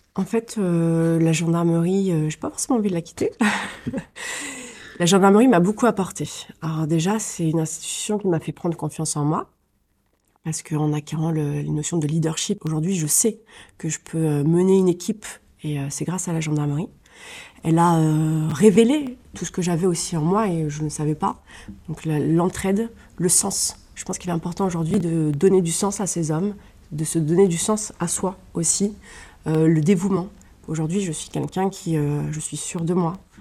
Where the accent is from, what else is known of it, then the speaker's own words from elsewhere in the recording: Colombes, Île-de-France, France; je suis francilienne, donc je suis née dans les Hauts-de-Seine à Colombes et j'ai fait pratiquement toute ma scolarité dans les Hauts-de-Seine